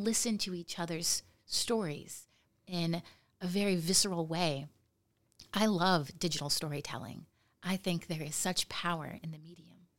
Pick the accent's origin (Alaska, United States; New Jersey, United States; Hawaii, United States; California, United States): Alaska, United States; Nome; I grew up in Nome